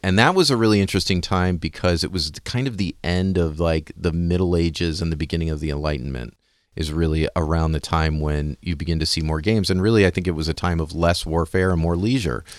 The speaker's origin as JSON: {"language": "English", "country": "United States", "said": "I'm an American"}